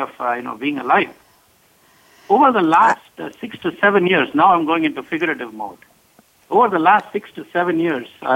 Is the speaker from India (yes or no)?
yes; South India, India; now in King of Prussia, United States; I'm an American, but a Tamil from South India. And where I come from, we take our coffee very seriously